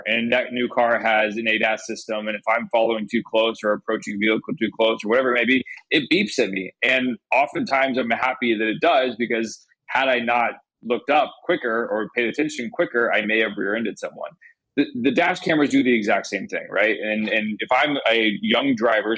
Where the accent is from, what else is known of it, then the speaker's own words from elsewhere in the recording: Indiana, United States; I grew up in Indiana.